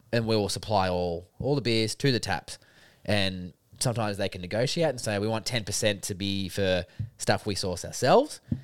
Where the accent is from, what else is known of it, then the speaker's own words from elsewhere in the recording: Albury, New South Wales, Australia; we're from Albury